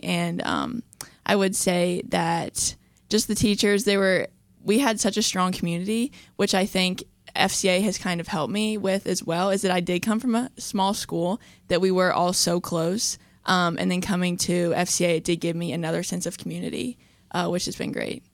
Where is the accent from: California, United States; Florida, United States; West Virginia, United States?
West Virginia, United States; Charleston; I'm from Charleston, West Virginia